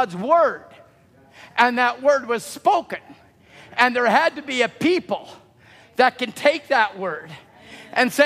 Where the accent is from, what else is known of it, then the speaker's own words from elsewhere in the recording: Chilliwack, British Columbia, Canada; I grew up in Chilliwack